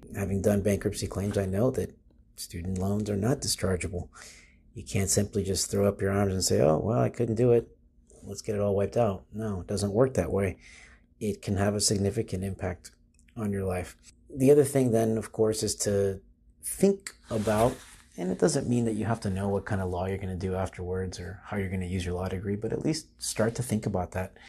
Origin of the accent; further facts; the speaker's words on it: Florida, United States; I'm from Florida. I grew up in Florida.